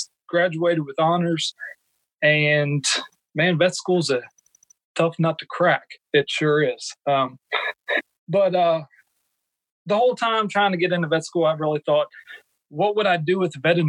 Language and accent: English; Maryland, United States; moved away; I was born and raised in Maryland